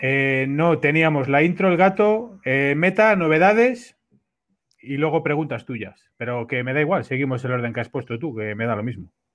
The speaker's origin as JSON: {"language": "Spanish", "country": "Spain", "said": "somos todos de España"}